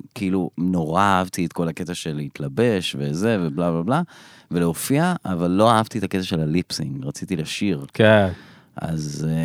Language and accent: Hebrew; Elon Moreh, Israel; born or raised there; also born or lived in Bat Yam